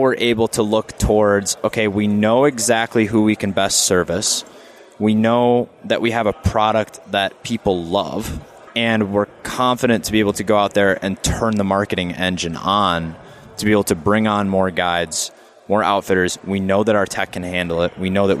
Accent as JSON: {"language": "English", "region": "Wisconsin", "country": "United States", "tie": "born or raised there"}